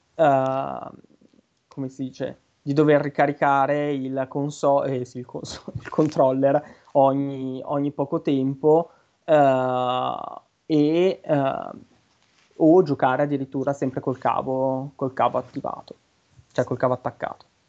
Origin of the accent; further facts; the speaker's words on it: Brianza, Lombardy, Italy; accent: Brianzolo; un po' l'accento, l'inflessione un po' da, da semi Brianzoli. Io Brianzolo vero, io sono in provincia della Brianza.